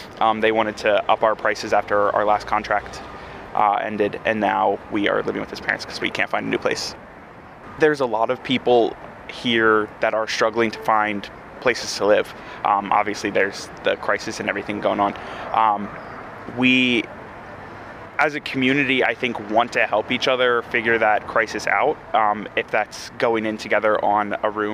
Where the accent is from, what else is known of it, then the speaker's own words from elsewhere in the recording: United States; moved away as an adult; now in Dublin, Ireland; I'm from America